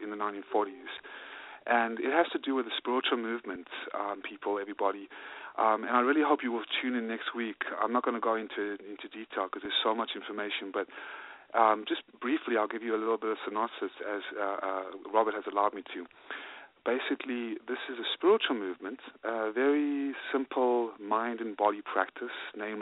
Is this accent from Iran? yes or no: no; South Africa; now in United States; Originally from South Africa, and in 1995, I came with my mom and my dad and my sister and my grandmother to form another life